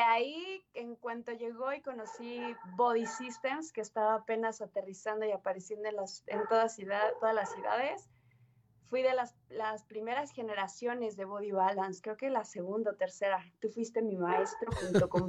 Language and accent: Spanish; Mexico City, Mexico; now in Aguascalientes, Mexico; soy nacida en Ciudad de México